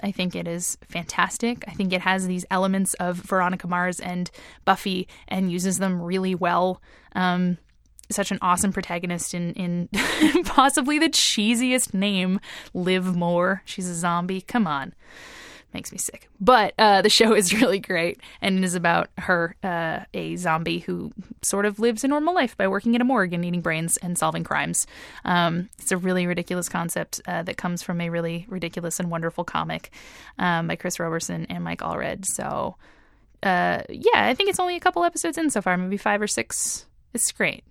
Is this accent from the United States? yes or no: no; East Coast, Canada; I've lived on the East Coast my entire life